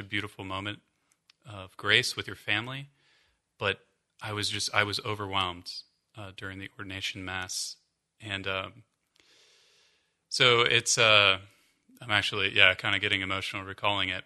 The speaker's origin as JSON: {"language": "English", "town": "Columbus", "region": "Ohio", "country": "United States", "also_born_or_lived": "Arlington", "moved": "yes", "said": "I'm from Columbus"}